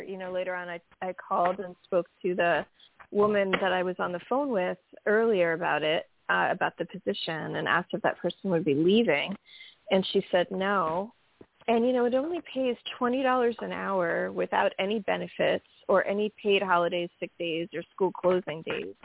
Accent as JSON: {"language": "English", "country": "United States", "said": "I'm from America"}